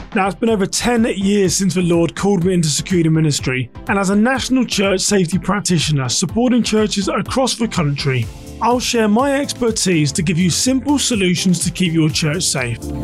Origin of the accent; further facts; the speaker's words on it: England, United Kingdom; now in United States; I am a British American, but I spent a large por-, portion of my life living in the U K.